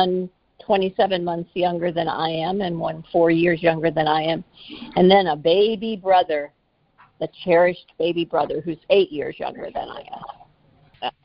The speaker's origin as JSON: {"language": "English", "town": "Joliet", "region": "Illinois", "country": "United States", "tie": "born or raised there", "said": "I grew up in Joliet, Illinois, which is about 45 minutes to the southwest of Chicago"}